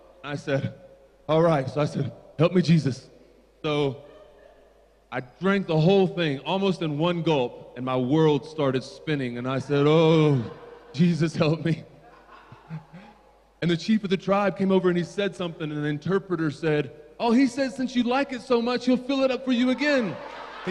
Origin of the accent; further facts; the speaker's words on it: Tennessee, United States; accent: American; I come from Tennessee in the eastern part of the United States.